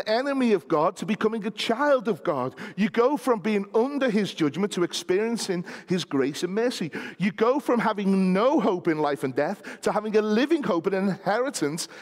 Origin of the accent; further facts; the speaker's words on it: United Kingdom; we happen to be British citizens